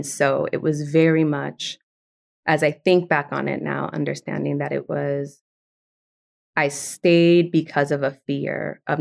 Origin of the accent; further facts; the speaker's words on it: New York City, New York, United States; first language Spanish; English is a second language; So I'm a second generation Dominican immigrant, um, born and raised in the South Bronx, but very much from an immigrant household. Like my first language was Spanish.